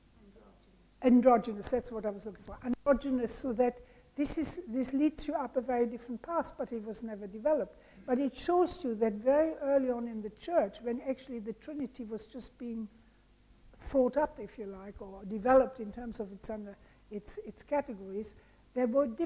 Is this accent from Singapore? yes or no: no; Germany; moved away; also born or lived in France / India / England; I'm originally from Germany